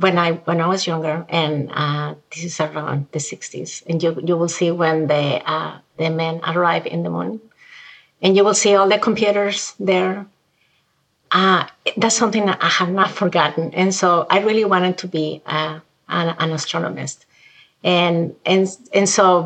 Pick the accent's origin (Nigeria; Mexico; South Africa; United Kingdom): Mexico; moved away as an adult; now in United States; I'm from Mexico originally